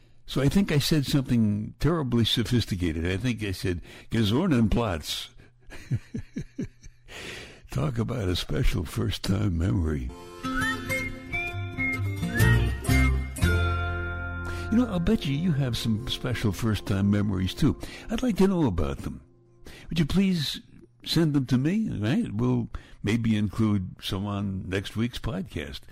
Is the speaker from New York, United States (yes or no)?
yes; New York City, New York, United States; I grew up in Brooklyn